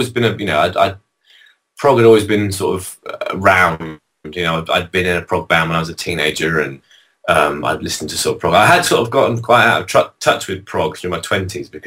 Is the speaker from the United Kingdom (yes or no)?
yes; London, United Kingdom; I'm some bloke from London.